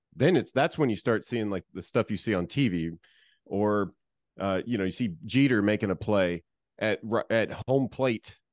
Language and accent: English; Florida, United States; I grew up in Florida